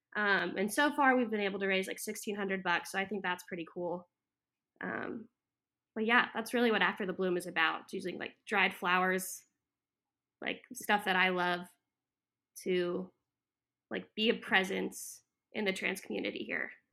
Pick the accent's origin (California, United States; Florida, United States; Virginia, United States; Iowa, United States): Florida, United States; moved away as an adult; also born or lived in Texas / Hawaii / Colorado; now in Wilmington, United States; I grew up in Florida, um, yeah, from, like, kindergarten through the year and a half of college